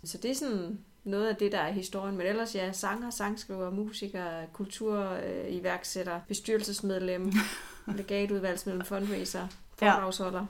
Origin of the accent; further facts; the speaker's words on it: Odense, Southern Denmark, Denmark; jeg er jo øh, Odenseaner, har boet det meste af mit liv i Odense.